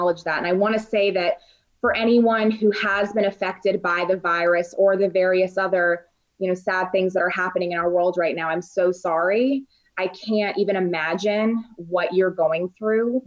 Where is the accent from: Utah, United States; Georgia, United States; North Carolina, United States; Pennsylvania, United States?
North Carolina, United States; Raleigh; also born or lived in London / Dallas; now in Chicago, United States; I'm originally from Raleigh, North Carolina. I've also lived in places like London, Dallas, and now Chicago.